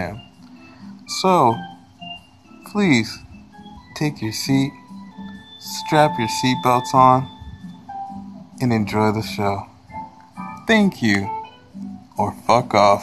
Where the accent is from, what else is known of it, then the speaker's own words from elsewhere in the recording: Virginia, United States; I'm from Virginia